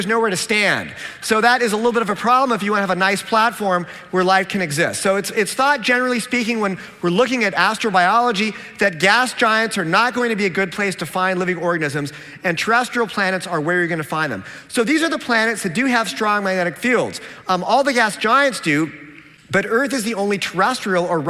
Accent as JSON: {"language": "English", "town": "Seattle", "region": "Washington", "country": "United States", "said": "I'm from Seattle"}